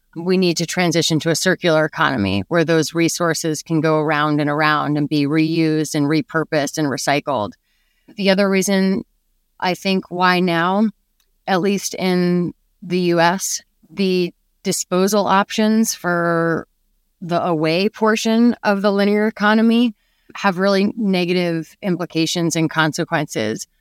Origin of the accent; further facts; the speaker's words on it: New York City, New York, United States; I grew up in New York City